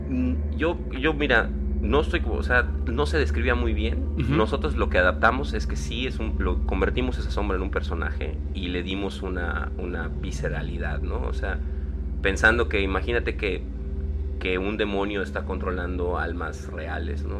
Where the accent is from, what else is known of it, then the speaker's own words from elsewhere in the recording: Yucatán, Mexico; soy el único yucateco con superpoderes que conozco